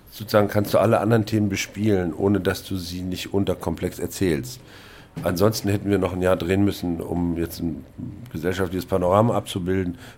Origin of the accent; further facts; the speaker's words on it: East Germany, Germany; Als Ossi war mir das nicht klar.